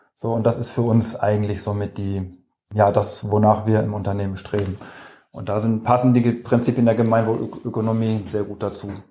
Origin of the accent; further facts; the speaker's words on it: Germany; in dem Dorf, wo ich aufgewachsen bin, also in Kitzführ am BC